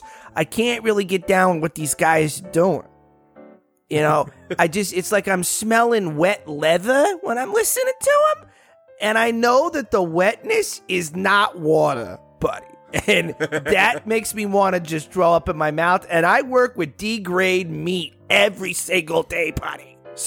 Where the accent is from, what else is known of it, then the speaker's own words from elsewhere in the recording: New Jersey, United States; See, I'm from Jersey. You don't know.